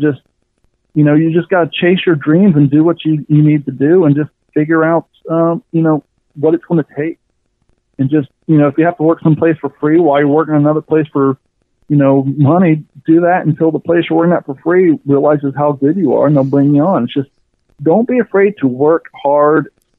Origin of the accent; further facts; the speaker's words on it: Kentucky, United States; also born or lived in Ohio; growing up in Kentucky and Ohio, I come from long story short, as a kid, I was on food stamps and all that stuff.